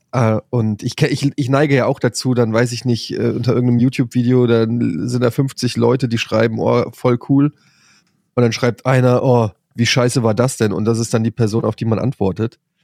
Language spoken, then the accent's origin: German; Frankfurt, Germany